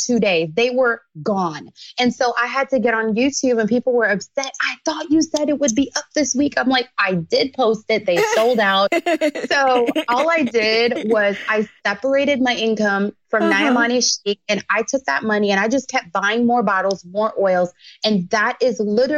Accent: Jamaica; moved away; I grew up in Jamaica

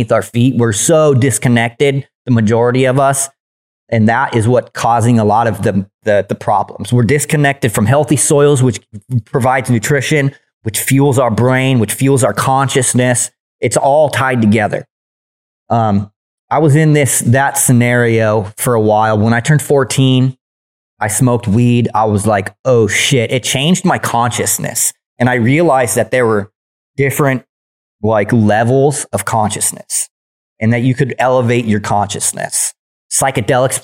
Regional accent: San Diego, California, United States; accent: Southern; also born or lived in Illinois; I flew back to California, where I was born in San Diego.

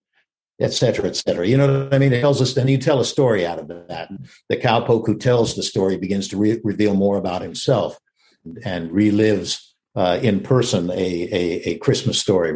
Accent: Texas, United States; I was raised in Texas, and I've always been a Westerner

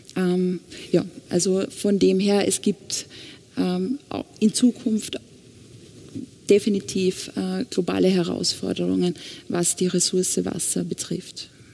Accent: Austria; Bei uns in Österreich

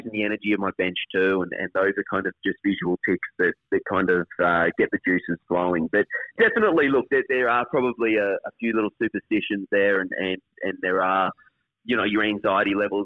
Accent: Queensland, Australia; Obviously, being a Queenslander

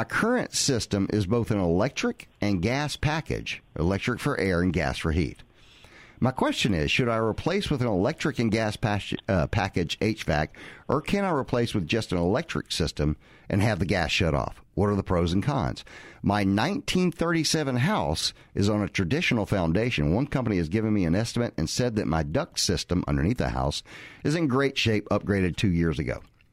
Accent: the South, United States; Growing up in the South.

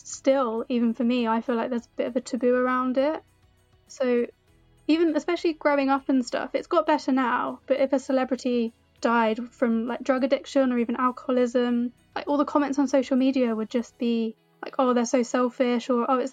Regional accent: Portsmouth, South East England, United Kingdom; now in London, United Kingdom; I'm from Portsmouth originally, but I live in London now

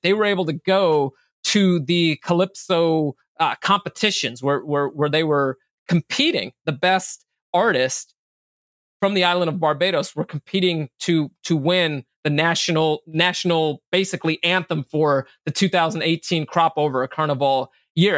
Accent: Bay Area, California, United States; first language English; also born or lived in Minneapolis, Minnesota / Sacramento, California; I actually grew up in California

